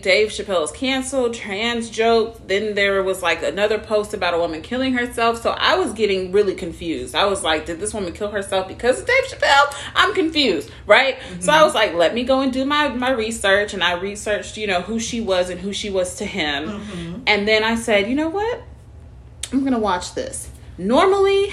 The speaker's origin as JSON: {"language": "English", "town": "Seattle", "region": "Washington", "country": "United States", "tie": "born or raised there", "said": "I was raised in Seattle on Capitol Hill"}